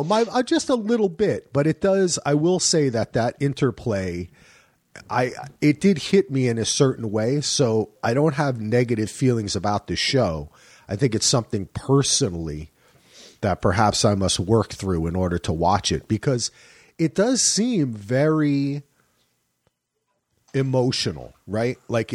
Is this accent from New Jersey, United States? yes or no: yes; New Jersey, United States; I loved where it was set to because I'm from Jersey and they had all the Philly shit